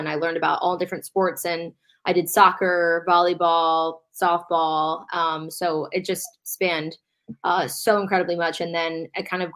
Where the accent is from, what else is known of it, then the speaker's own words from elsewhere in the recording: Baltimore, Maryland, United States; I grew up here in Baltimore